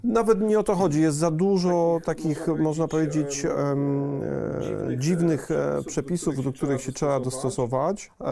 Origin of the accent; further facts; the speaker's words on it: Poland; moved away as an adult; also born or lived in London, United Kingdom; wyjechałem e, z Polski do, e, do Londynu, do mhm. Anglii mhm. w wieku 22 lat